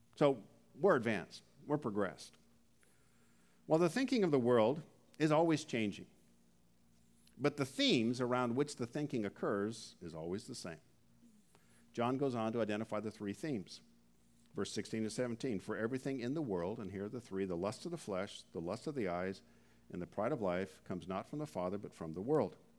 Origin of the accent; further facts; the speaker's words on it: Canada; We're from Canada